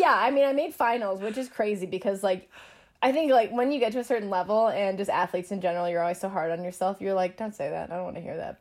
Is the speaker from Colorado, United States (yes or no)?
yes; Denver, Colorado, United States; I'm from Denver